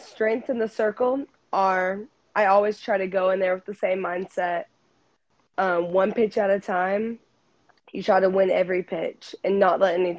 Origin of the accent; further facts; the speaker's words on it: Cleveland, Tennessee, United States; I'm a junior at Walker Valley High School. I'm from Cleveland, Tennessee.